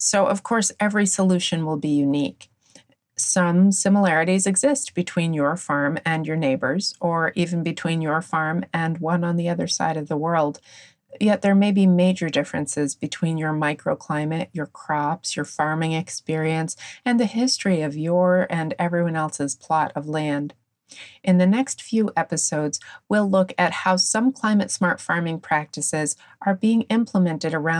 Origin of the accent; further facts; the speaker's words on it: New England, United States; I grew up in New England, where apple cider is kind of a thing